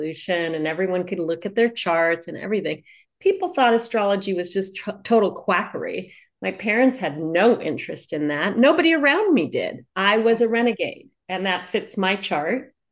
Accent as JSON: {"language": "English", "town": "New York City", "region": "New York", "country": "United States", "tie": "born or raised there", "said": "I was born in New York City"}